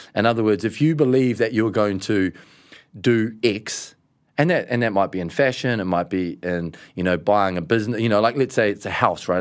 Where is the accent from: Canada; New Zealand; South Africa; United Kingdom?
New Zealand; we're from New Zealand